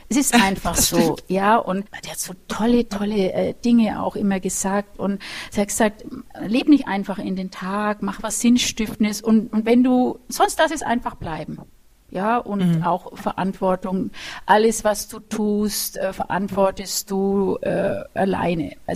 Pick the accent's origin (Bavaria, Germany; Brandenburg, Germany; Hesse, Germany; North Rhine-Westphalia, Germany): Bavaria, Germany; Nuremberg; nämlich ich bin ja aus Nürnberg und es war in Erlangen und mit dem Bus war es halt doch eineinhalb Stunden immer Hinfahrt.